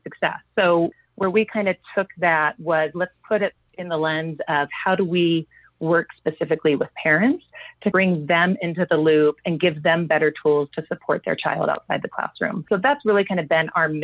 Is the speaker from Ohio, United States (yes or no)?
no; Long Beach, California, United States; I grew up in Southern California in Long Beach Unified School District